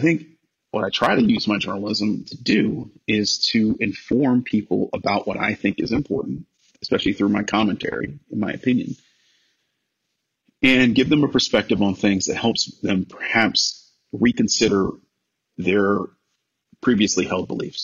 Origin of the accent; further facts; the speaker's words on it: Cleveland, Ohio, United States; moved away as an adult; also born or lived in Los Angeles; I'm a kid from Cleveland